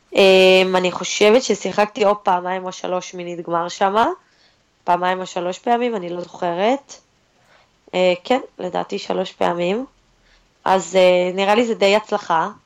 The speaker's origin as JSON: {"language": "Hebrew", "country": "Israel", "said": "אז אנחנו כישראלים באמת מקבלים הרבה עידוד."}